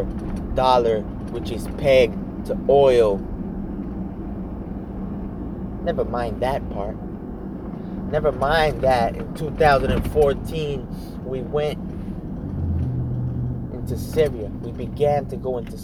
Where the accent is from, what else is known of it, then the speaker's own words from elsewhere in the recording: United States; as an American